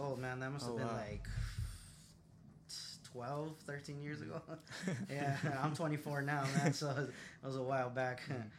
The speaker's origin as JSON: {"language": "English", "town": "Los Angeles", "region": "California", "country": "United States", "tie": "born or raised there", "said": "I grew up in Boyle Heights in East LA."}